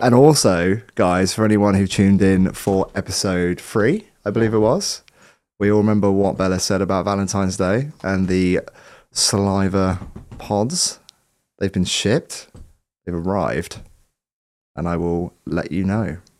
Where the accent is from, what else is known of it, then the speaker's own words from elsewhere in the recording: Southampton, South East England, United Kingdom; moved away; I'm from Southampton originally